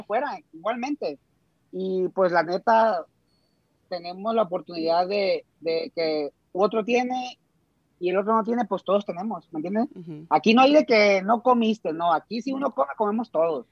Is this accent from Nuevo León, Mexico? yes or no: no; Costa Rica, Sinaloa, Mexico; now in Dubai, United Arab Emirates; soy directamente desde Costa Rica, Sinaloa